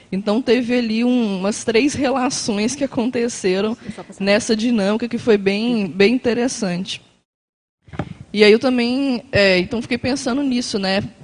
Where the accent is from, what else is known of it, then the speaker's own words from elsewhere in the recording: Belo Horizonte, Minas Gerais, Brazil; now in Foz do Iguaçu, Brazil; É, eu moro aqui em Foz, mas sou de Belo Horizonte.